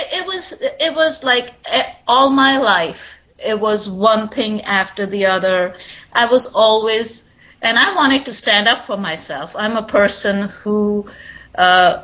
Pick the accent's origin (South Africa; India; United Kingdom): India; East India; moved away as an adult; now in New York City, United States; I did my schooling and medical school in India.